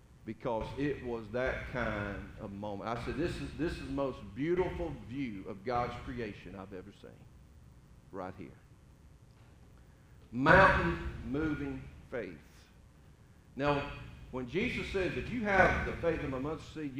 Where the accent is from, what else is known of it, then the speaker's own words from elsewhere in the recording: Middle Georgia, United States; I grew up in Middle Georgia, farming country, pretty much flat land